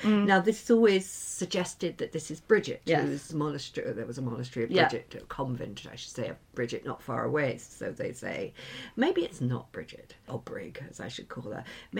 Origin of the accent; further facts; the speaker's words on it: England, United Kingdom; moved away; also born or lived in Ireland; I was born in England.